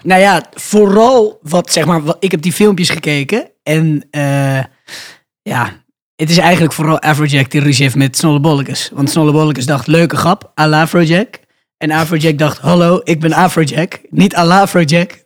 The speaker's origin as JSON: {"language": "Dutch", "region": "Randstad", "country": "Netherlands", "said": "We komen uit de Randstad"}